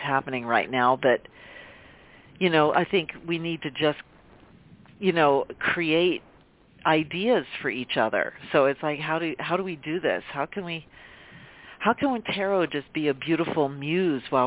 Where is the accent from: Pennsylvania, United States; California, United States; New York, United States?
Pennsylvania, United States; I'm from Pennsylvania